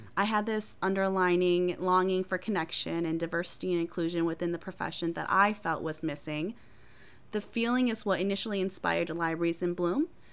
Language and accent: English; Appleton, Wisconsin, United States; first language Hmong; English is a second language; also born or lived in Thailand; I was born in a refugee camp in Thailand. My family and I moved to the United States and resettled in Appleton, Wisconsin, and I've called it home since then